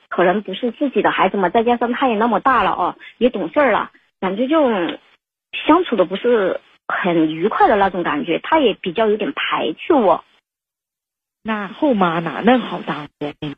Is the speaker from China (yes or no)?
yes; Chongqing, China; moved away as an adult; now in Shenyang, China; 我老家嘛，是，是川重庆的。因为我是嫁到沈阳这边，啊，已经有四年多的时间了